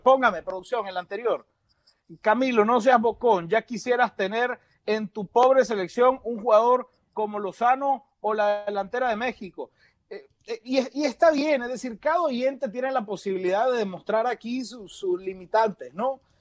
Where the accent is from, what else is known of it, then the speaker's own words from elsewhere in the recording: Nicaragua; yo como nicaragüense